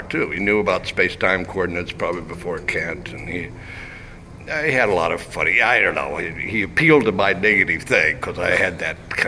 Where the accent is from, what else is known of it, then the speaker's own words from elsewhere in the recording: Wichita, Kansas, United States; moved away; I come from Wichita